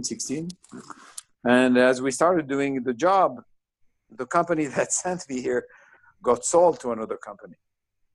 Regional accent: Bizerte, Bizerte Governorate, Tunisia; accent: French; also born or lived in Israel; now in United States; I was born in Tunisia, which is a French colony

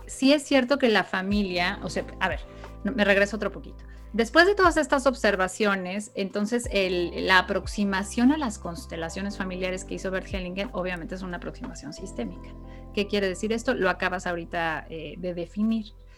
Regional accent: Mexico; en nuestra historia como mexicanos

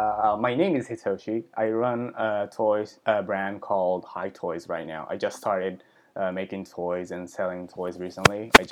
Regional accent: Pennsylvania, United States; English is a second language; also born or lived in Japan; Like I was born in Japan in 1990, but I moved to United States in Pennsylvania in like 1997. So from like elementary school, first grade to third grade, I was growing in the United States.

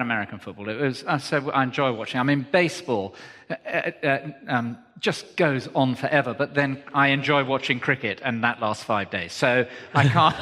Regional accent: Cornwall, South West England, United Kingdom; moved away; Cornwall is the place that I was born, and it was a family farm, so we did all the work and everything

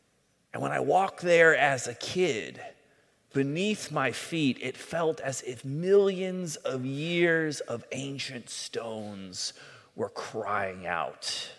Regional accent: Southern California, United States; When I was a kid growing up in Southern California

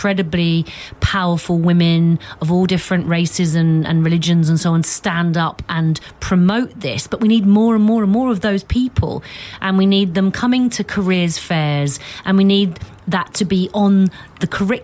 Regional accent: London, United Kingdom; I was born in Tottenham on the 11th floor of a block of flats.

